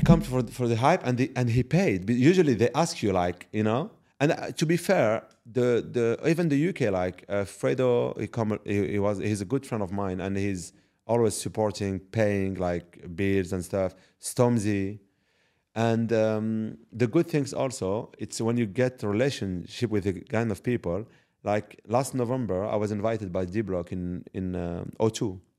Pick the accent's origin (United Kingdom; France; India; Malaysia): France; Paris, Île-de-France; moved away as an adult; also born or lived in Morocco (ancestry); now in Dubai, United Arab Emirates; I'm actually from Paris, uh, originally Moroccan, and I moved in Dubai